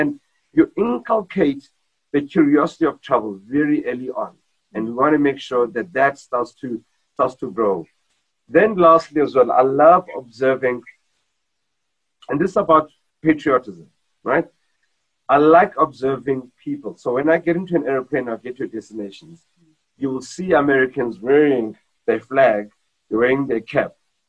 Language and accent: English; South Africa; just being a South African.